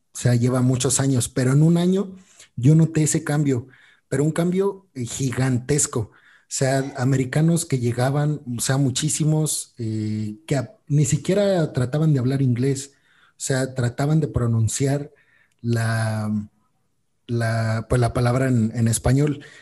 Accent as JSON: {"language": "Spanish", "country": "Mexico", "said": "nosotros como mexicanos"}